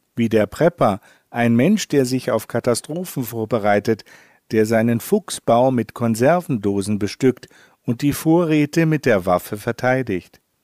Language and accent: German; Northern Germany, Germany; als Norddeutscher muss ich darauf pochen